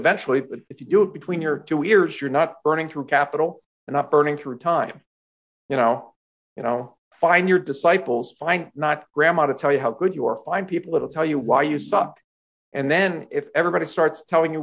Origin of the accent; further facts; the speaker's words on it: Philadelphia, Pennsylvania, United States; I grew up in Philadelphia, home of the Eagles football team